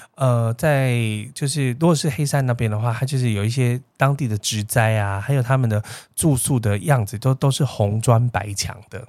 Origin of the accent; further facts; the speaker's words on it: Taiwan; 通常你知道我们台湾人就对汉堡这件事